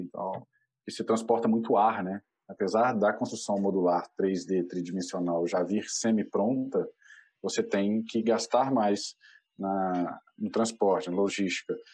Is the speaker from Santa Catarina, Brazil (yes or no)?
no; Belo Horizonte, Minas Gerais, Brazil; moved away as an adult; now in Florianópolis, Brazil; eu sou mineiro, sou de Belo Horizonte, apesar de morar aqui na Ilha da Magia, em Floripa.